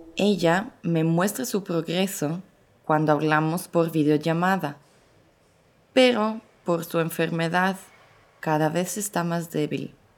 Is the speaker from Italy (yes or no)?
yes; Italy; first language Italian; Spanish is a second language; moved away as an adult; also born or lived in Mexico City, Mexico; soy italiana pero vivo en Ciudad de México desde hace tres años